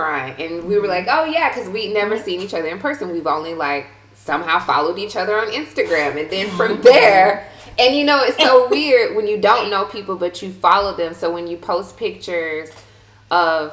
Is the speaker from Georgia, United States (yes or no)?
yes; Milledgeville, Georgia, United States; moved away as an adult; growing up in Milledgeville